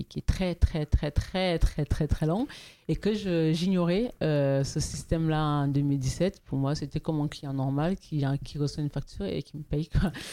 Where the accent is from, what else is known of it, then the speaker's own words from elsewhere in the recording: Toulouse, Occitania, France; je suis toulousaine, je suis pas parisienne